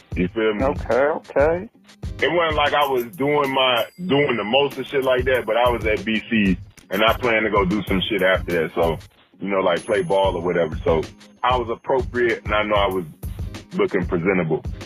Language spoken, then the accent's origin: English; United States; I'm black American